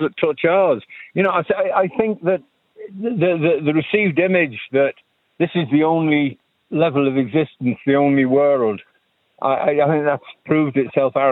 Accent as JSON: {"language": "English", "country": "Isle of Man", "tie": "born or raised there", "moved": "yes", "lives_now": "Ireland", "said": "I grew up in the Isle of Man"}